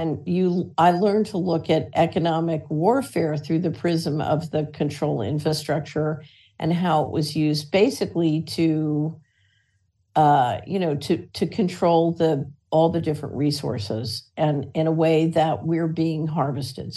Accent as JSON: {"language": "English", "town": "Philadelphia", "region": "Pennsylvania", "country": "United States", "tie": "born or raised there", "said": "So obviously I'm an American. I grew up in Philadelphia"}